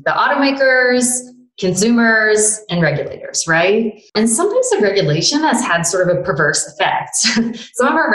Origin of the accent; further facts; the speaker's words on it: Toledo, Ohio, United States; I'm actually from Toledo